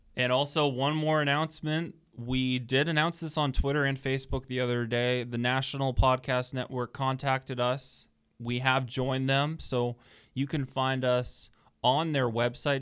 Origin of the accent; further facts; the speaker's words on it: Toronto, Ontario, Canada; I'm from Toronto originally